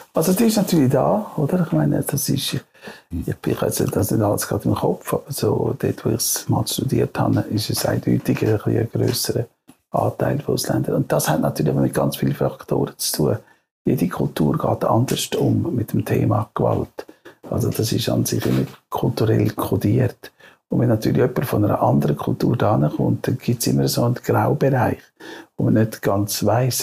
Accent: Switzerland

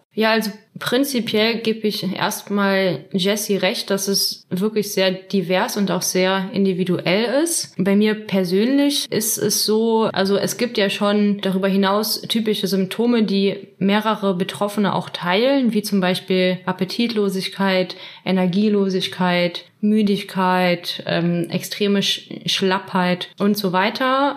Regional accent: Trier, Rhineland-Palatinate, Germany; moved away; ich komme aus Trier und lebe derzeit wieder in Trier

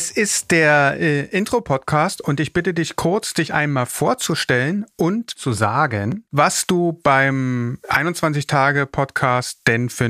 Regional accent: Berlin, Germany; Geboren und aufgewachsen bin ich in Berlin

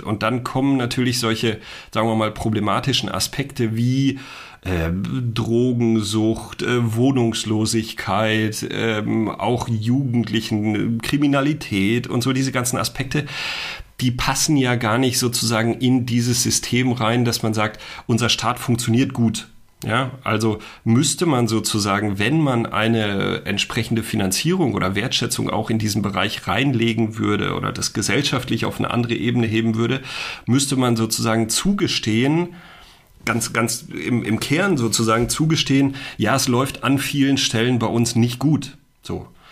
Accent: a small village in the Sauerland, North Rhine-Westphalia, Germany; ich komme aus einem ganz kleinen Dorf im Sauerland, ja, in Nordrhein-Westfalen

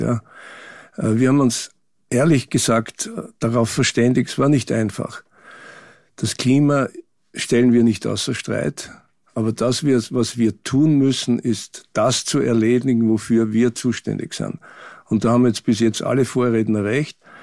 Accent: Austria; für uns als Österreicher

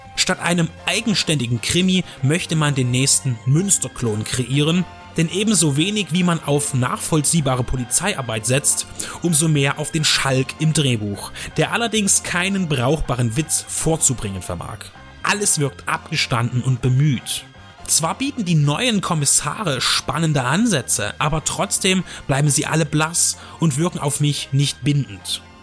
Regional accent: Dresden, Saxony, Germany; in meiner Heimatstadt

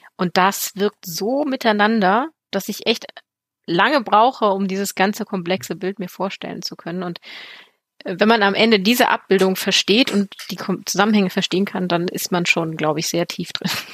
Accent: Germany; ich komme ja aus dem Braunkohlerevier

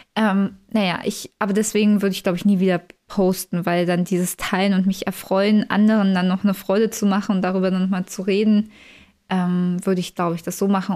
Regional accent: Berlin commuter belt, Brandenburg, Germany; Ich komme ja eigentlich aus dem Speckgürtel von Berlin

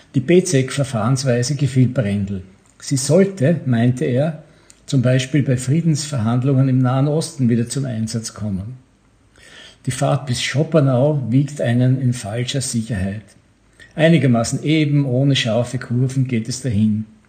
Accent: Bregenz, Vorarlberg, Austria; Ich komme ja meistens von Bregenz, wo ich geboren bin

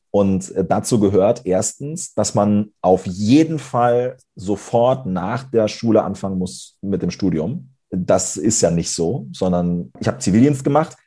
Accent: Lower Saxony, Germany; ich komme aus Niedersachsen, bin auf einem kleinen Dorf aufgewachsen

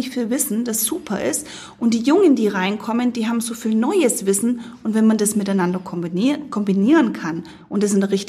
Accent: United States; now in Germany; ich bin Amerikanerin und ähm, wenn ich das, die, die Mentalität in Amerika sehe

